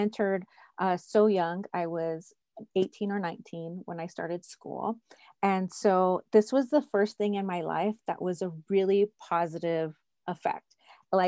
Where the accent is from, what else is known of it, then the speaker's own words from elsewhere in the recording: California, United States; moved away as an adult; also born or lived in New York; now in Cheyenne, United States; I am now licensed in 3 states, California, my hometown, New York, and now I'm currently in Cheyenne, Wyoming.